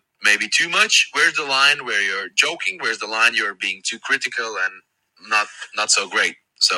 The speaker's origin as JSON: {"language": "English", "country": "Latvia", "said": "I'm football commentator from Latvia"}